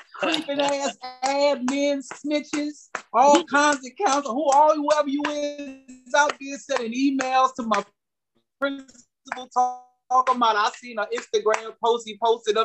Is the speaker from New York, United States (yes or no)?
yes; New York City, New York, United States; also born or lived in Charleston, South Carolina; I was born and raised in the Bronx